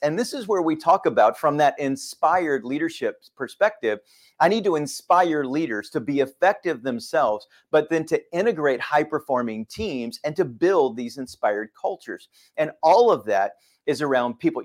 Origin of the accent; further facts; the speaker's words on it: Texas, United States; moved away as an adult; also born or lived in Fort Worth, Texas; now in Suwanee, United States; growing up in Texas